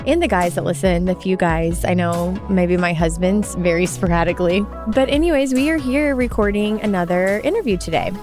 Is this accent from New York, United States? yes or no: no; Arkansas, United States; where I'm from in Arkansas, there's a lot of hiking